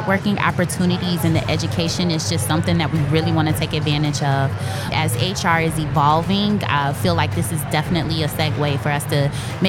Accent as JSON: {"language": "English", "town": "Chicago", "region": "Illinois", "country": "United States", "tie": "born or raised there", "said": "technically I'm from the north side of Chicago."}